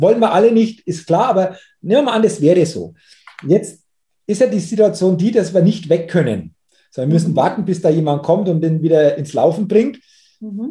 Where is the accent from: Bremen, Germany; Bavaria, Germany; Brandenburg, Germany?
Bavaria, Germany; Middle Franconia; hier bei uns in Deutschland oder in Bayern oder in, in Mittelfranken